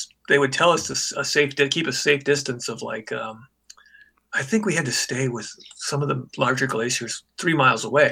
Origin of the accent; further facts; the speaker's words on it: Iowa, United States; also born or lived in Des Moines, Iowa; I grew up in Iowa